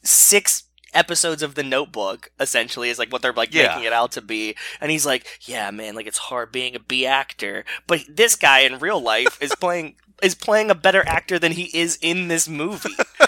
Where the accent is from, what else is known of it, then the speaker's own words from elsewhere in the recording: Pittsburgh, Pennsylvania, United States; I lived in Pittsburgh. I grew up in Pittsburgh.